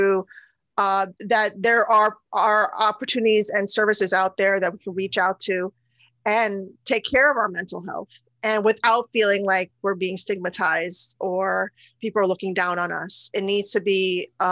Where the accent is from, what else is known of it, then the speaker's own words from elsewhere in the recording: United States; also born or lived in Guyana / India (ancestry); I'm also a citizen of the United States. And I grew up here